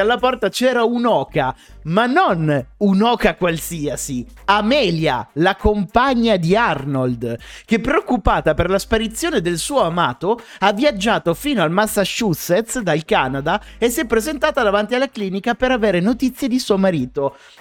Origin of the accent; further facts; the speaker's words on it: Piedmont, Italy; now in Milan, Italy; entrambi siamo piemontesi